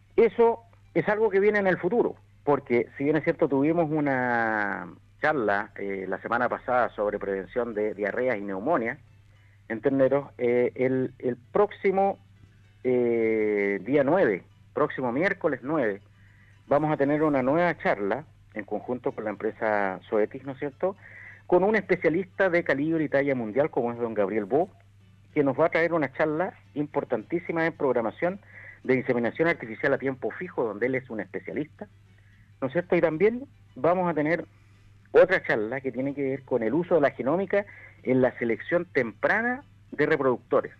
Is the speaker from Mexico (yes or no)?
no; Chile; yo como chileno